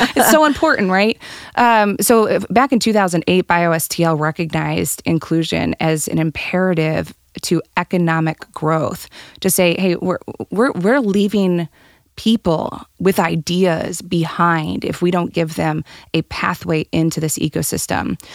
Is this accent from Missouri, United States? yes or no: yes; St. Charles, Missouri, United States; now in St. Louis, United States; I grew up in Saint Charles, where my mom owns a cafe on the historic district of Main Street.